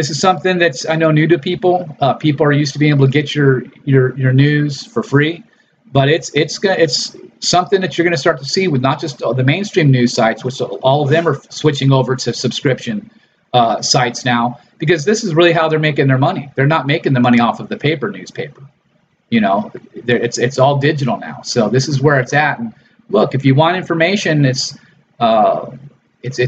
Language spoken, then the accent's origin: English; Los Angeles, California, United States; my background growing up in Los Angeles and Hollywood